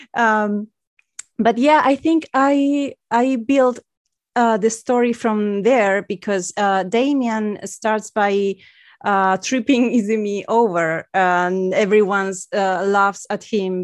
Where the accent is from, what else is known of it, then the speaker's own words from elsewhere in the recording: Spain; English is a second language; I'm from Spain